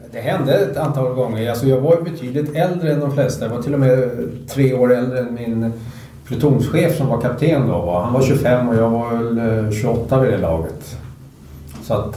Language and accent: Swedish; Sweden; född och uppvuxen i Sverige